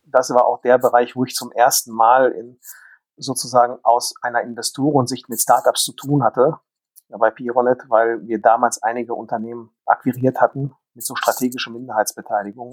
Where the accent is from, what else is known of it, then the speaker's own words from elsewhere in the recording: Dortmund, North Rhine-Westphalia, Germany; ich bin ja sozusagen äh, ein Kind des Ruhrgebietes